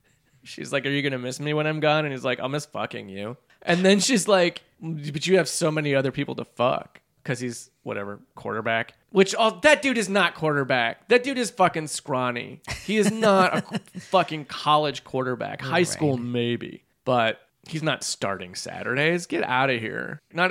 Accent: Brazil; I'm from Brazil.

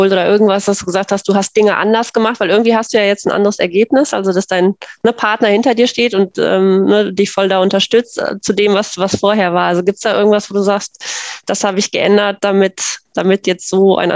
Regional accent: North Rhine-Westphalia, Germany; ich komme ja auch aus NRW

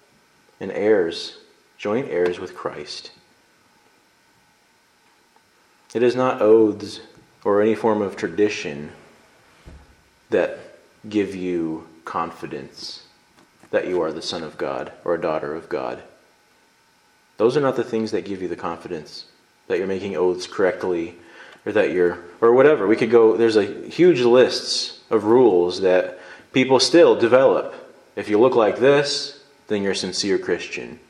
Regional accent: United States; I'm an American

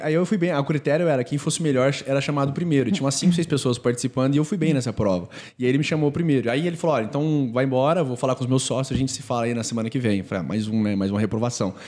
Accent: Franca, São Paulo, Brazil; Eu sou do interior, assim como o Matheus, Matheus é de Jundiaí, eu sou de Franca

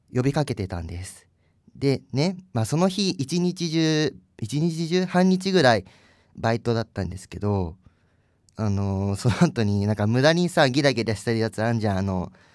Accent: Kanagawa, Japan; 私神奈川県民

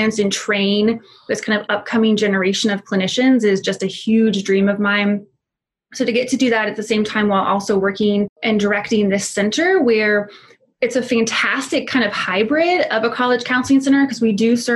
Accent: Tulsa, Oklahoma, United States; also born or lived in Texas; I am from Tulsa originally. I grew up here

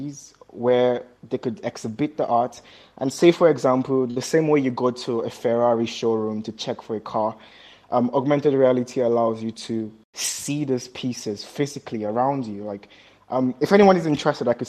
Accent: Nigeria; in Nigeria, where I'm from

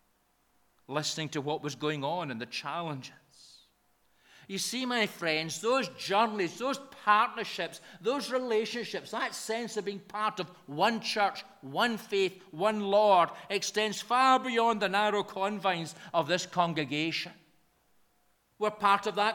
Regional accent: Lanarkshire, Scotland, United Kingdom; accent: broad Lanarkshire; my broad Lanarkshire accent

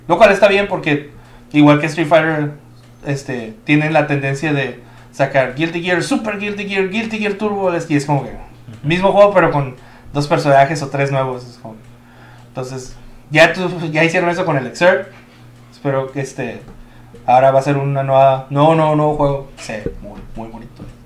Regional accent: Mexico; yo, siendo mexicano

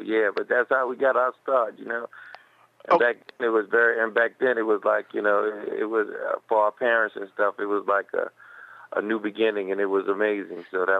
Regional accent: New York City, New York, United States; now in California, United States; Oh, well, I'm from New York City, in Manhattan

